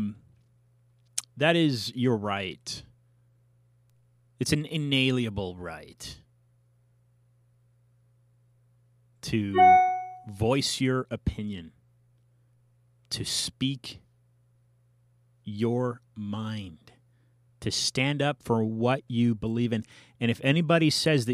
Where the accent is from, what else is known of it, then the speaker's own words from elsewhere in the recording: California, United States; also born or lived in South Carolina; I'm a Californian, so I'm pretty much raised oblivious to these different Jim Crow laws